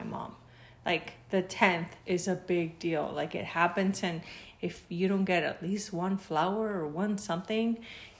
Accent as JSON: {"language": "English", "country": "Mexico", "moved": "yes", "lives_now": "United States"}